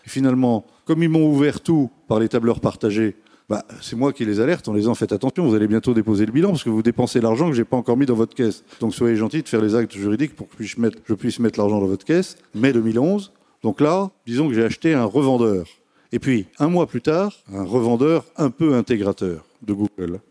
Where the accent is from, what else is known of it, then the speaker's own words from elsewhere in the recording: France; on est français